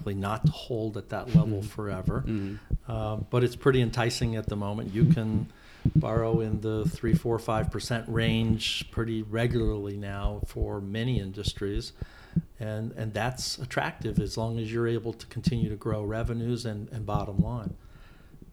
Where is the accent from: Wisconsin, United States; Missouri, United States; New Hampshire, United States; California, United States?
Missouri, United States; Kansas City; now in Arizona, United States; I really enjoyed growing up there